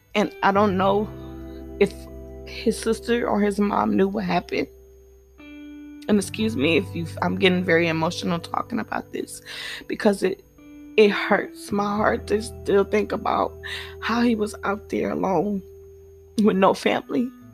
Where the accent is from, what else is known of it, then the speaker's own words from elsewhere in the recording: United States; I am African American